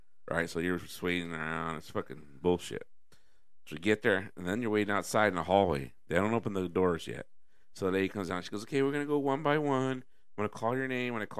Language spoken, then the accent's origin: English; Selma, California, United States; a guy I grew up with here in Selma